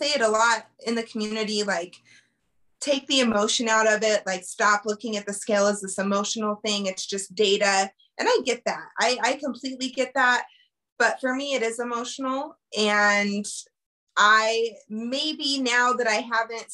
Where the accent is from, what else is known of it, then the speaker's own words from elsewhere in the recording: Colorado, United States; I born and raised in Colorado, lived here my whole life